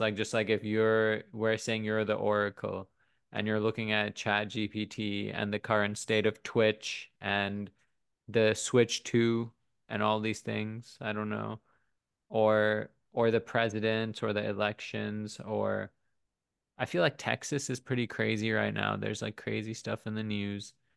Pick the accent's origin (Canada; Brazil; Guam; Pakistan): Pakistan; now in United States; I grew up in Pakistan